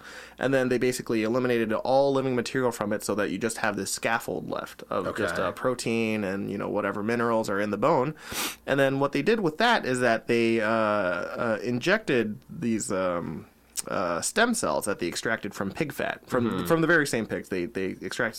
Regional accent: Florida, United States; When I was growing up, I grew up in Florida

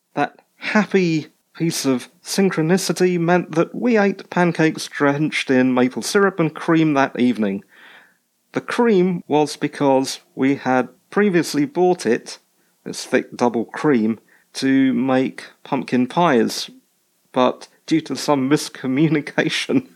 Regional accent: United Kingdom; I'm British

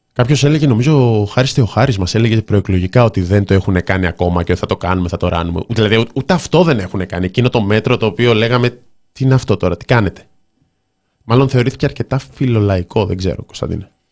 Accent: Thessaloniki, Central Macedonia, Greece; είμαι από τη Θεσσαλονίκη

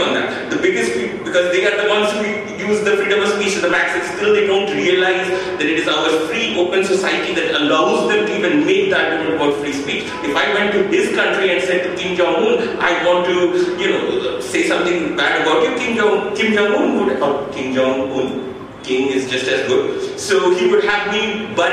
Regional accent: West Bengal, India; I'm from Bengal

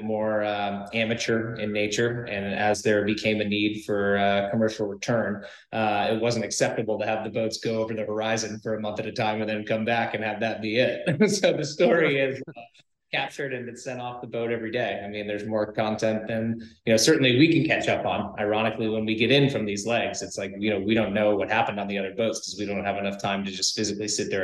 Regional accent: Rhode Island, United States; I grew up in Rhode Island, you know, which is a maritime epicenter.

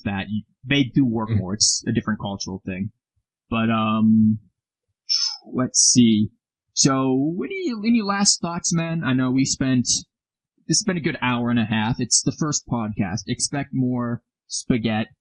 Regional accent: United States; we're American

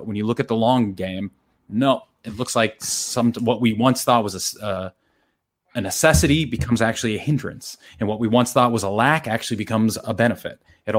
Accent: United States; moved away as an adult; now in Australia; I'm because I'm American

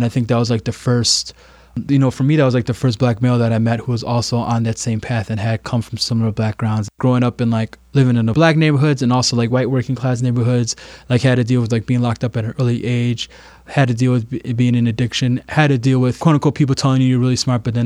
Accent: Chicago, Illinois, United States; we are from Chicago. You know, we're born and raised from Chicago

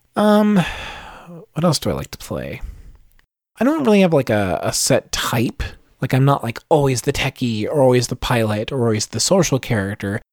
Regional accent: Virginia, United States; accent: Southern; I'm from a small town in Virginia in the United States. you might be able to tell with my bit of a Southern accent

